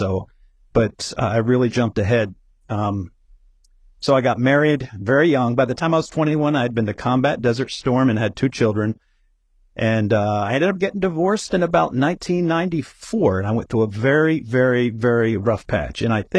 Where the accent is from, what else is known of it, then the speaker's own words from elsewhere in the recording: Stanton, Delaware, United States; Well, I grew up in Stanton, Delaware, which is a very small suburb south of Wilmington, Delaware, which is the biggest city here in the tiny state. And I lived about a couple miles from the big racetrack that, if anybody follows horses, knows Delaware Park.